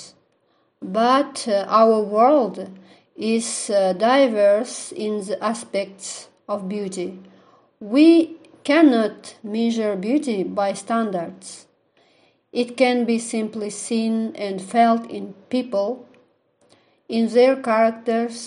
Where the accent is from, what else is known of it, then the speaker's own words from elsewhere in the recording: Aktau, Mangystau Region, Kazakhstan; I am from Kazakhstan, Aktau City.